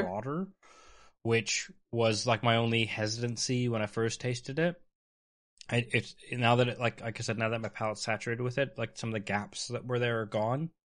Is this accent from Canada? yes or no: yes; Canada; I'm Canadian